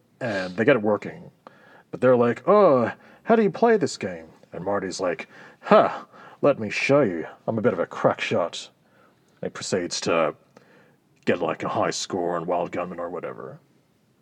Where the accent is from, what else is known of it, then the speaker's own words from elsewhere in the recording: Australia; we're Australian